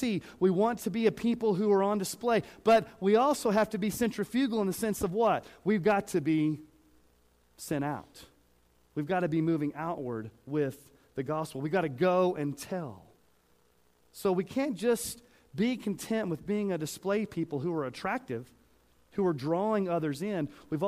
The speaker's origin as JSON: {"language": "English", "region": "Texas", "country": "United States", "tie": "born or raised there", "accent": "Southern", "moved": "yes", "lives_now": "Colorado, United States", "said": "I grew up saying y'all because I grew up in Texas"}